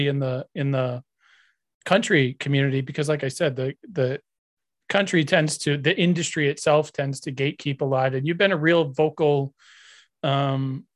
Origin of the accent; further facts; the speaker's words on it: New Hampshire, United States; I grew up in New Hampshire of all places